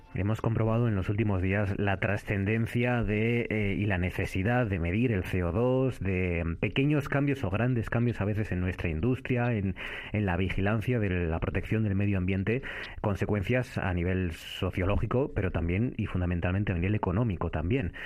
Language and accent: Spanish; Cudillero, Asturias, Spain; mi infancia en este caso, en la Concha Artedo, en el Concejo de Cuellero